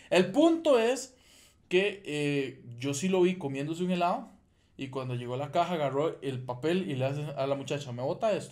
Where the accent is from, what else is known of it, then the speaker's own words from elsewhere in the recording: Costa Rica; yo soy tico